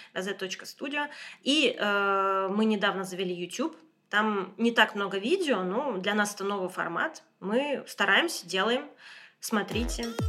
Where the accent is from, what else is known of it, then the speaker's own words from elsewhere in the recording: Moscow, Russia; moved away as an adult; now in Boulogne-Billancourt, France; я из Москвы